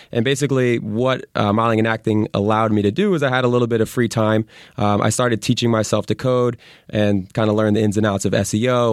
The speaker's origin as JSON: {"language": "English", "region": "Connecticut", "country": "United States", "moved": "as an adult", "lives_now": "Santa Monica, United States", "said": "I'm originally from Connecticut"}